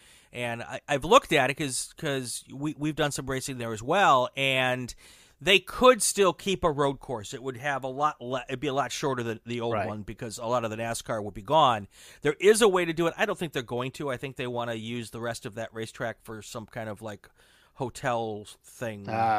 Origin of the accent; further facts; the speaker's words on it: Wisconsin, United States; moved away as an adult; also born or lived in Chicago, Illinois / Minnesota; now in Southern California, United States; I'm from the Chicago area, born in Chicago, raised in Wisconsin, went to school in Minnesota.